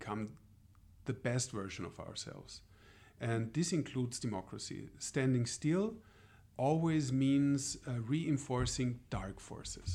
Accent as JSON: {"language": "English", "country": "Austria", "moved": "yes", "said": "I'm from Austria originally, so I come from the European Union, and I'm so old that I was even an Austrian before the European Union was part of Austria"}